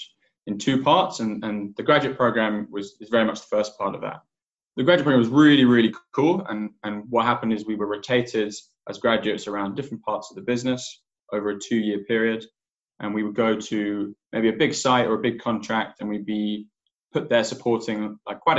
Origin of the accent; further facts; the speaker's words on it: England, United Kingdom; also born or lived in Cape Town, South Africa; I grew up in England